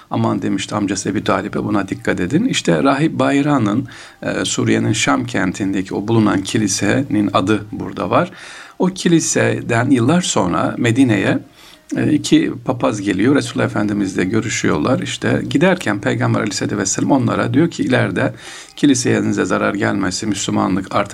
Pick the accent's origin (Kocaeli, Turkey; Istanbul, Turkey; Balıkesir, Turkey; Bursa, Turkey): Istanbul, Turkey; İnşallah biz de İstanbullu olarak bu gönle dokunmayı devam ettirelim diyoruz.